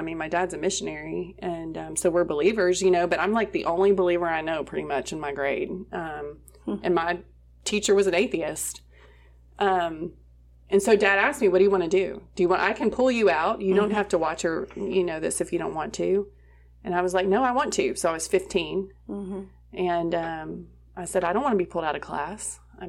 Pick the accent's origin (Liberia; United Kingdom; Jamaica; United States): United Kingdom; England; I grew up over in England, and there were a lot of stuff we read.